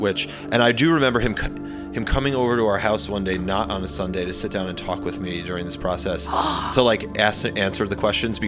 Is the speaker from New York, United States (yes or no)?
yes; New York, United States; I'm from New York.